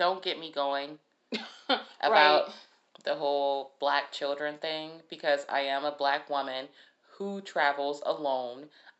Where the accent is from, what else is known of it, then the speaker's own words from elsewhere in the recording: Detroit, Michigan, United States; I'm from Detroit.